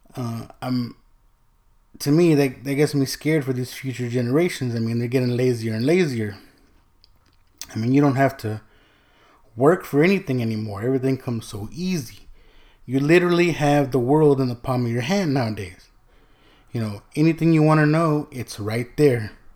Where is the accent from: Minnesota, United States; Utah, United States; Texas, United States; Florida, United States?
Texas, United States; also born or lived in California; My mom remarried. We moved from California to, to Texas, right? So my dad's in, in California, we're in Texas. So I really didn't grow up with my sisters